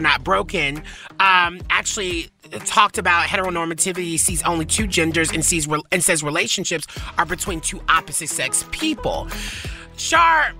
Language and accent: English; the South, United States; I grew up in the South